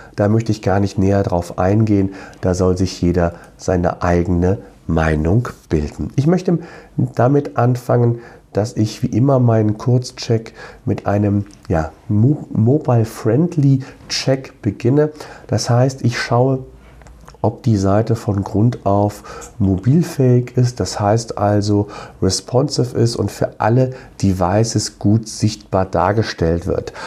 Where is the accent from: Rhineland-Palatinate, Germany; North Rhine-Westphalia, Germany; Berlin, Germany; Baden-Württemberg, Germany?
North Rhine-Westphalia, Germany; near Cologne; Ich komme ja selbst aus der Nähe von Köln.